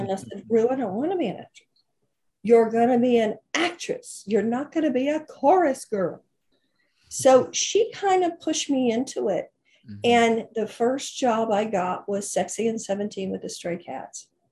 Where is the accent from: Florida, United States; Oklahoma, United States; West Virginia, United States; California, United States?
Oklahoma, United States; moved away as an adult; my hometown in Oklahoma